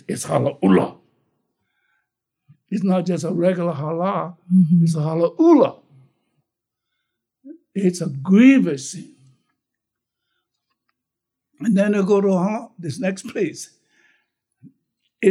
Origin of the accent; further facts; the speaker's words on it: North Kohala, Hawaii, United States; also born or lived in Waianae, Oahu; when I was growing up in Koala, we never called that Koala High